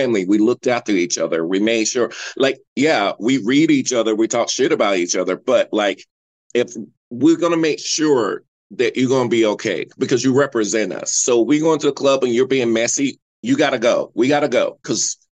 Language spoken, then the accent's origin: English; North Carolina, United States; now in Los Angeles, United States; I'm from North Carolina, and growing up in the South